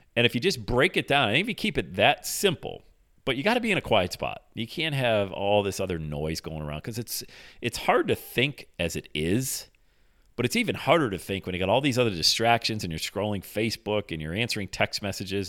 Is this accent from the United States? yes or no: yes; Bradford, Pennsylvania, United States; moved away as an adult; also born or lived in Buffalo, New York; My hometown's Bradford, PA, 80 miles south of there